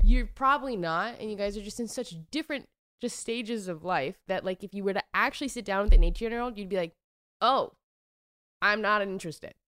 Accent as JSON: {"language": "English", "region": "Washington", "country": "United States", "said": "I'm from Washington"}